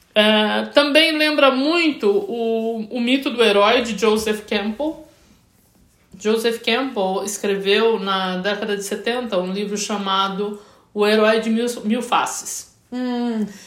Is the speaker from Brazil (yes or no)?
yes; Brazil; eu, como brasileiro